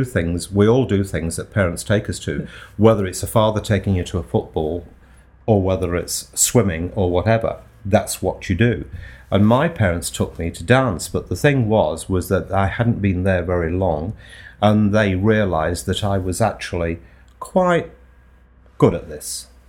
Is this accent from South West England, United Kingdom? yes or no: no; Nottingham, East Midlands, United Kingdom; accent: Nottingham; and so consequently I've lost most of my Nottingham accent.